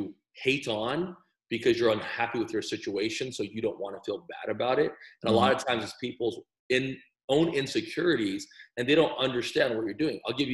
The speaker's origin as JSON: {"language": "English", "town": "El Paso", "region": "Texas", "country": "United States", "said": "I'm from El Paso."}